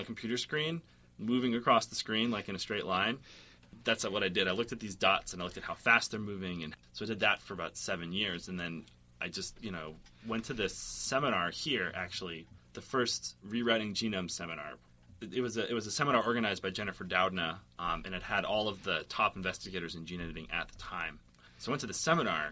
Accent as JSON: {"language": "English", "town": "Boston", "region": "Massachusetts", "country": "United States", "also_born_or_lived": "Portland / California", "moved": "as an adult", "lives_now": "Berkeley, United States", "said": "I'm from Boston"}